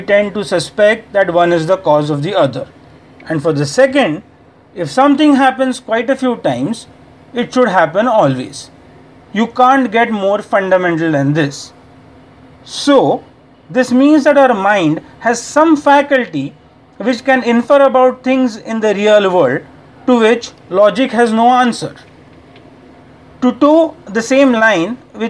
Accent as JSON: {"language": "English", "country": "India", "said": "from India"}